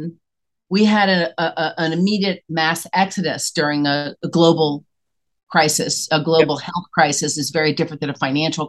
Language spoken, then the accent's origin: English; Tennessee, United States; accent: Southern; moved away as an adult; now in New York City, United States; I was born and raised in Tennessee. And I came to New York.